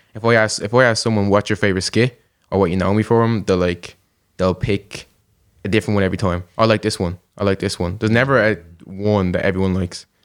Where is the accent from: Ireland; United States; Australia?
Ireland; Dublin, Leinster